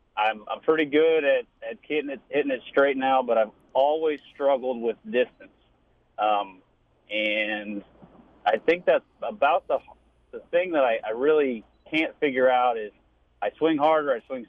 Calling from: Effingham, Illinois, United States; I'm calling from Effingham, Illinois.

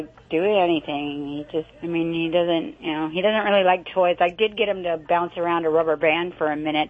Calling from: Huntington Beach, California, United States; Huntington Beach.

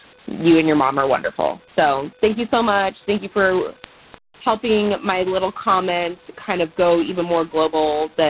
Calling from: Oregon, United States; I'm calling from Oregon.

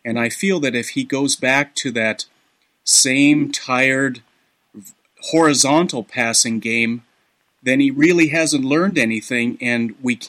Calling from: Santa Clara, California, United States; I'm calling from Santa Clara, California.

